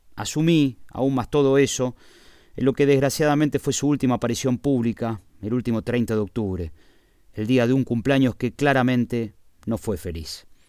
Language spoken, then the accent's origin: Spanish; Argentina; now in Spain; quiero estar en mi tierra